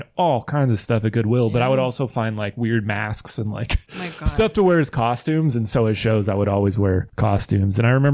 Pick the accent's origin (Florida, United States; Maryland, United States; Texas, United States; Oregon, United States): Oregon, United States; Hillsboro; I'm from Hillsboro